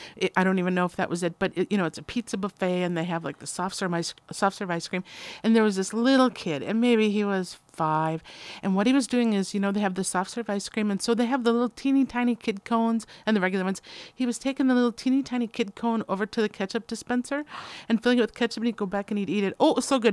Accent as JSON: {"language": "English", "region": "Midwest", "country": "United States", "moved": "yes", "said": "I'm from the Midwest"}